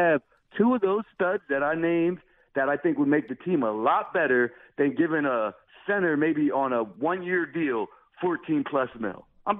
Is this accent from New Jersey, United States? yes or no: yes; Willingboro, New Jersey, United States; now in Deptford, United States; my hometown with one of the greatest Olympic athletes of all time, Carl Lewis.